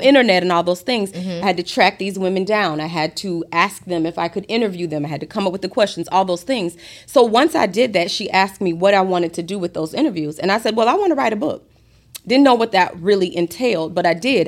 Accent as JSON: {"language": "English", "town": "Gainesville", "region": "Florida", "country": "United States", "also_born_or_lived": "Fort Lauderdale, Florida", "moved": "as an adult", "lives_now": "Atlanta, United States", "said": "I'm from Gainesville, Florida. I was born in Fort Lauderdale"}